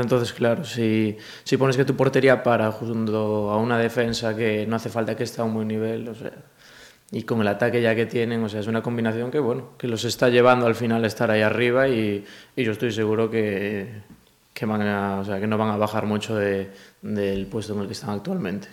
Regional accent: A Coruña, Galicia, Spain; moved away; also born or lived in Cangas; yo soy de Coruña, yo nací en Coruña

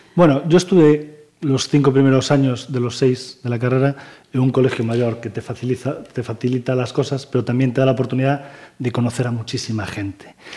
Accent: Pontevedra, Galicia, Spain; Yo nací en Pontevedra, vivo en Pontevedra, trabajo en Pontevedra y disfruto de Pontevedra

